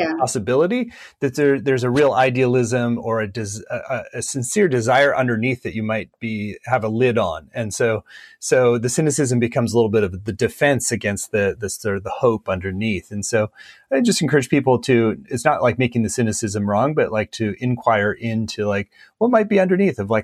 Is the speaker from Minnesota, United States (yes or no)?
yes; Minnesota, United States; I grew up in Minnesota, which is a much more kind of low key, non-hypey, kind of grounded place to live